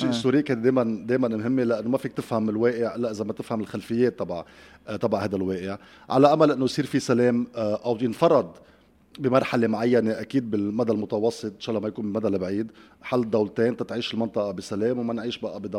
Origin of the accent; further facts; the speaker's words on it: Lebanon; لانه كان موضوع ساعه وبأسرى لحياتنا اليوميه كلبنانيين